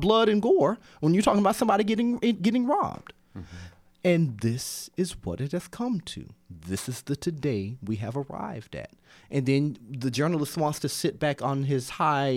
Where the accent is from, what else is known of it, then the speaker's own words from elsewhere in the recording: Georgia, United States; moved away; also born or lived in Bloomington, Indiana; I'm a Georgia boy